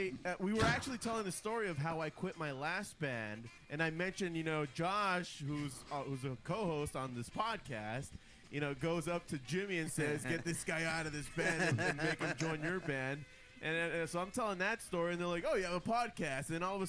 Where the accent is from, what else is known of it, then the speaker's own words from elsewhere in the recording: Ontario, Canada; We, but we're from Ontario.